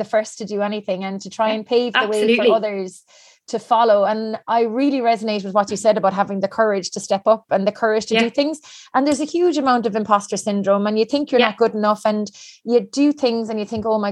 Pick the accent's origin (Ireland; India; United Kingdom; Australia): Ireland; Cork, Munster; now in Galway, Ireland; I'm from Cork, I'm living in Galway on this little island